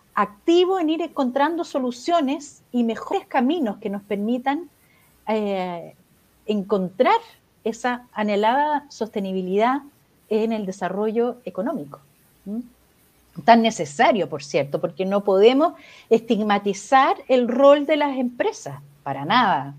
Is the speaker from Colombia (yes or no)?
no; Chile; acá en Chile